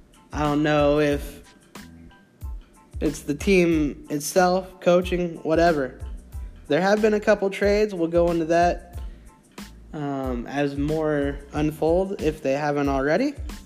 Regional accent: Central Texas, United States; I was born in the Central Texas area, so they're hometown-ish area for me.

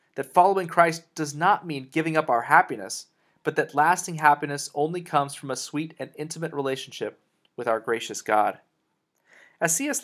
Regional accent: Texas, United States; also born or lived in Colorado, United States / Dallas-Fort Worth, Texas; I was born in Colorado, but uh, moved to Texas when I was nearly 10 years old

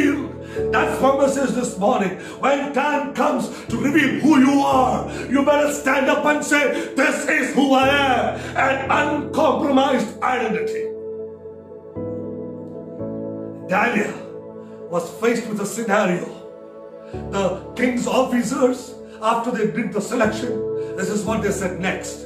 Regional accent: Kerala, India; I come from the south of India. My parents, my roots are from Kerala

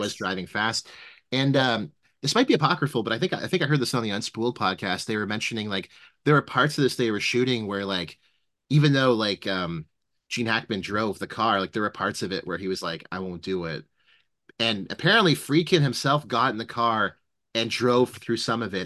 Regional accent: Canada; I as a Canadian

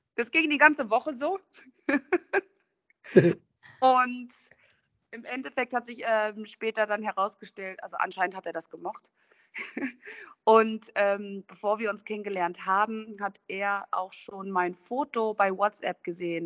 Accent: Duisburg, North Rhine-Westphalia, Germany; moved away as an adult; also born or lived in Thuringia / Düsseldorf / Andalusia; now in Spain; In, in Duisburg bin ich in meiner Schulzeit, also als Kind, als Teenager groß geworden

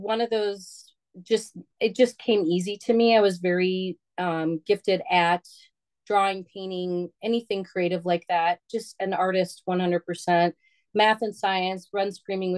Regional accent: Bloomington, Minnesota, United States; also born or lived in Wisconsin; I grew up in Bloomington, Minnesota

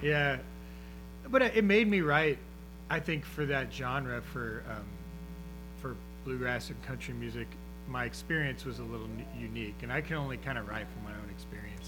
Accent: Houston, Texas, United States; I grew up in the Memorial area on the west side of town, uh, and spent a lot of time down on the coast

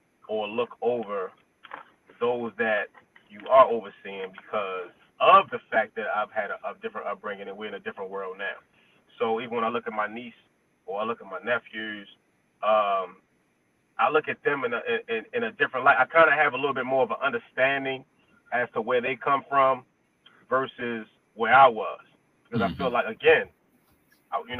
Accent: Baltimore, Maryland, United States; Growing up in Baltimore City

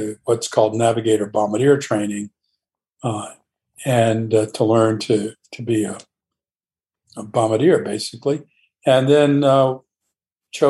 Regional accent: Savannah, Georgia, United States; also born or lived in Atlanta, Georgia; Growing up in Savannah, Georgia

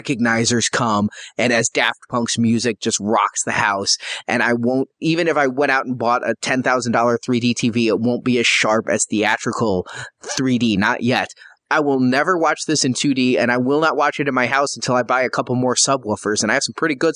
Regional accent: Midwest, United States; I'm from the Midwest

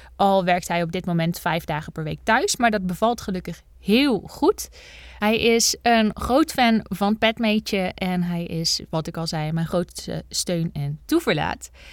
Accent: Bergen op Zoom, North Brabant, Netherlands; ik ben geboren in Bergen op Zoom

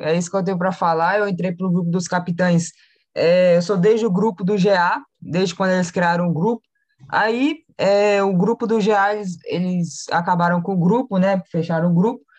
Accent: Belo Horizonte, Minas Gerais, Brazil; eu sou de BH, aqui de Minas Gerais

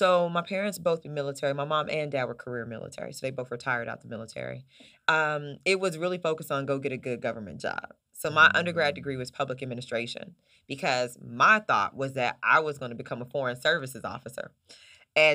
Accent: Oklahoma City, Oklahoma, United States; also born or lived in Charlotte, North Carolina; So I was raised between Oklahoma City, Oklahoma, and North Carolina, Charlotte, North Carolina.

